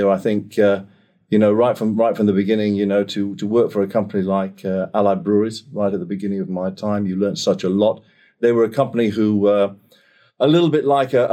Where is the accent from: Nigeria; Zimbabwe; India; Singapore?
Singapore; moved away as an adult; now in United Kingdom; I was born in Singapore, spent 18 years uh, out there, education and all that sort of stuff. Came back to the UK um, after I finished my A levels, went to college.